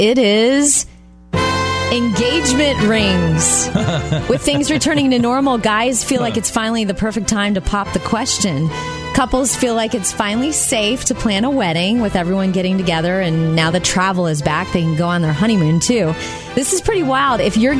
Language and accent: English; Jupiter, Florida, United States; moved away; I went to go visit my dad in my hometown in Jupiter, Florida?